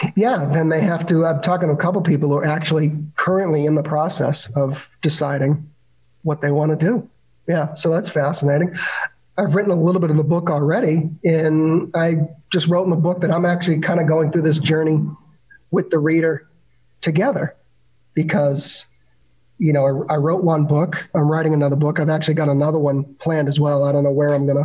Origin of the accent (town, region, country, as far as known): Boston, Massachusetts, United States